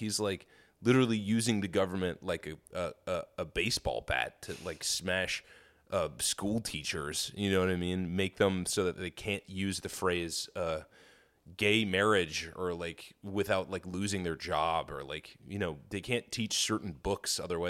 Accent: New York, United States; Dude, I grew up in New York in the 50s.

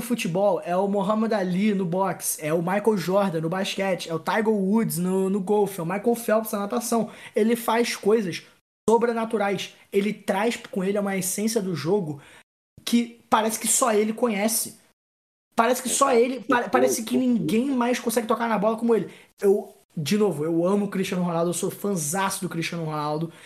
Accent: Brazil; eu sou é, brasileiro

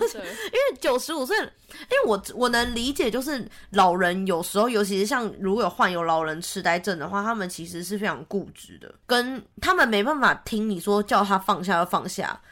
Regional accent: New Taipei, Taiwan; moved away as an adult; now in Australia; 我本人真的是在台北生活了快三十年

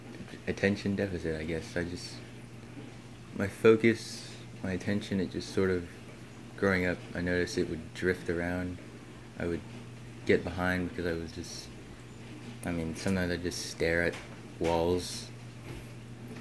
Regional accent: Columbus, Ohio, United States; I'm from Columbus, Ohio

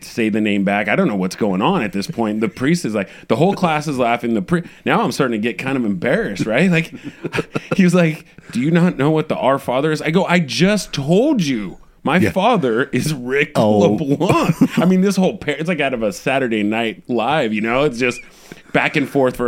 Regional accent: San Jose, California, United States; I'm a Bay Area kid, born and raised in San Jose

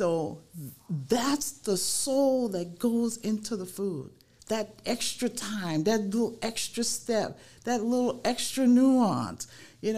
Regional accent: New Orleans, Louisiana, United States; moved away as an adult; also born or lived in Michigan; now in South Sound, Washington, United States; growing up in New Orleans was a wonderful experience for me

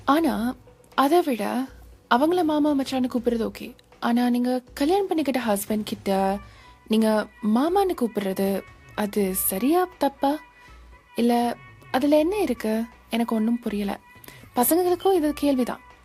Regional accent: United States; நான் இங்கே யுனைடெட் ஸ்டேட்ஸ்லேயே பிறந்து வளர்ந்த பொண்ணு

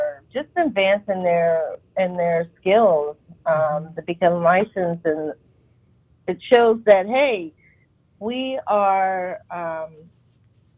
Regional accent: Pennsylvania, United States; moved away; I am originally from Pennsylvania

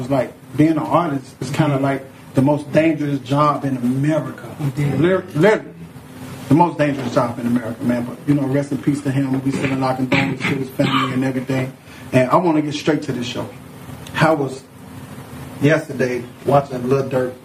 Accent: Chicago, Illinois, United States; I'm a Chicagoan

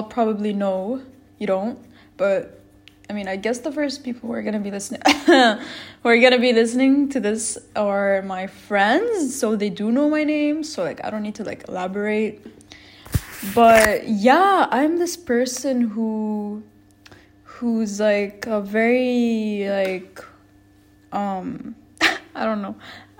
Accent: Lebanon; also born or lived in United States; I'm from Lebanon. I grew up here and I was I lived here my whole life

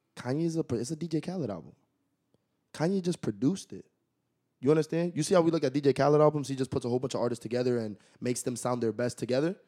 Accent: Waterbury, Connecticut, United States; Big Waterbury, Connecticut

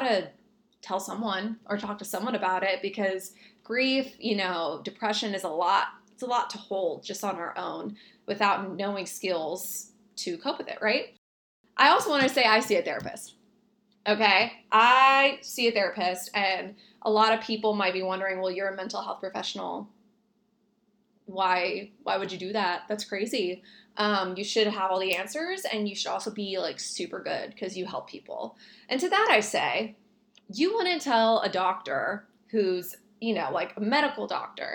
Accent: Texas, United States; I was born in Texas on the border

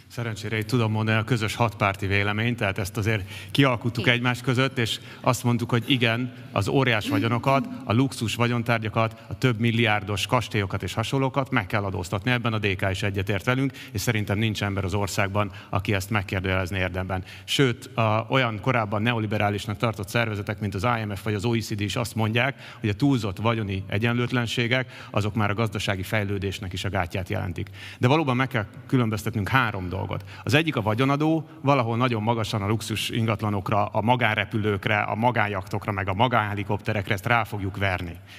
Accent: Buda, Budapest, Hungary; mi budaiak vagyunk

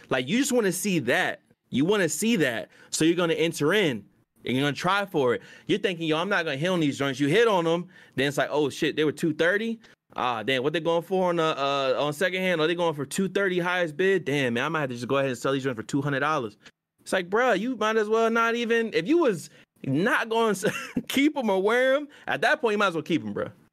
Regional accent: Virginia, United States; I'm from V

